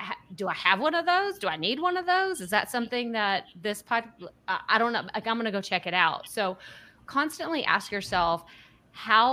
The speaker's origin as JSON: {"language": "English", "region": "Texas", "country": "United States", "tie": "born or raised there", "accent": "thick Texas", "said": "I'm from Texas, born and raised, and I have this thick accent"}